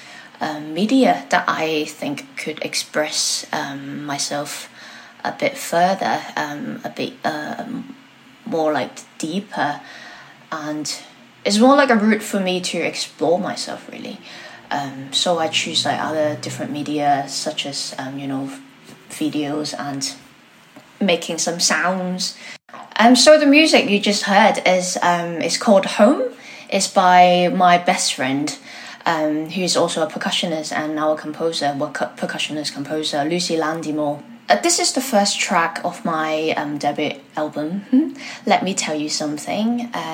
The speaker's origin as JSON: {"language": "English", "country": "Hong Kong", "tie": "born or raised there", "also_born_or_lived": "Brighton, United Kingdom / Manchester, United Kingdom", "moved": "yes", "lives_now": "London, United Kingdom", "said": "I was born in Hong Kong and then I came to the UK quite many years ago."}